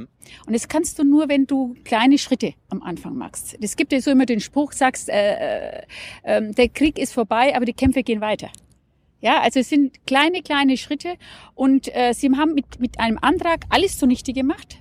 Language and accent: German; Nuremberg, Bavaria, Germany; ich komme aus Nürnberg. Das heißt, ich vertrete den Stimmkreis Nürnberg hier im Deutschen Bundestag